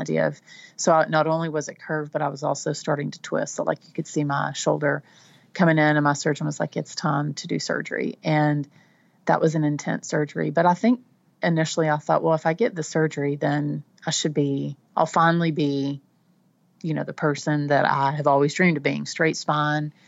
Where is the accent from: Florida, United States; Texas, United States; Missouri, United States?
Texas, United States; Texas Panhandle, United States; accent: Texan; now in Central Texas, United States; I'm from the Panhandle, which is the top part of Texas. We tend to be um, a little twangier